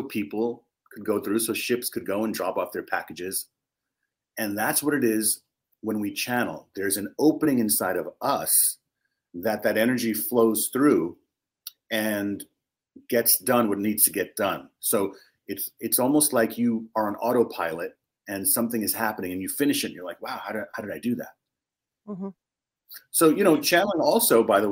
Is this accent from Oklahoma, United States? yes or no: no; New York City, New York, United States; I was born in Harlem, raised in the Bronx in New York City.